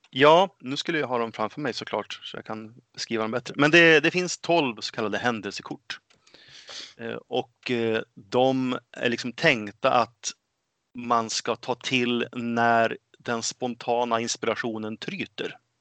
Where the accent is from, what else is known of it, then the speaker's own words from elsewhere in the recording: Örnsköldsvik, Västernorrland County, Sweden; also born or lived in Gothenburg; now in Enköping, Sweden; Född och uppväxt i Örnsköldsvik